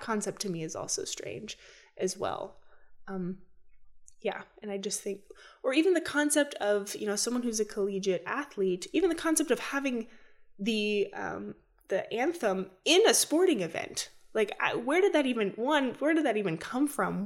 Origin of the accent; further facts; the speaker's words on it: United States; as an American citizen